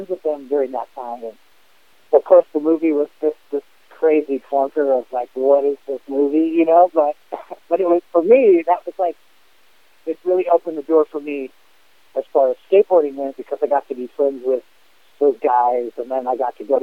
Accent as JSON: {"language": "English", "town": "Los Angeles", "region": "California", "country": "United States", "tie": "born or raised there", "said": "growing up in L.A., at that time, skating and BMX"}